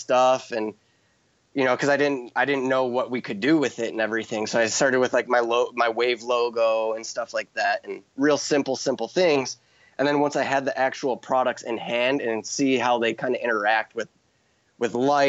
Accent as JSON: {"language": "English", "region": "Midwest", "country": "United States", "tie": "born or raised there", "said": "and that's me from growing up in the Midwest, knowing like I from a little kid, I knew I wanted to live in Hawaii."}